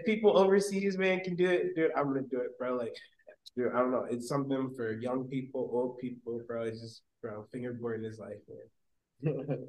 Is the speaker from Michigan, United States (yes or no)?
yes; Westland, Michigan, United States; Westland is where I'm primarily from